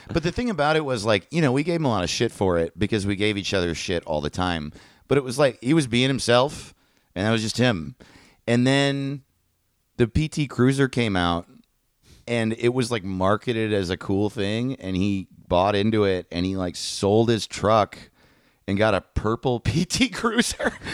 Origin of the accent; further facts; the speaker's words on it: Greenwood Lake, New York, United States; I'm from Greenwood Lake, New York